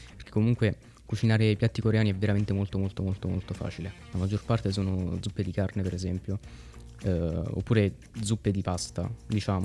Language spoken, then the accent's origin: Italian; Italy; Noi siamo nati e cresciuti in Italia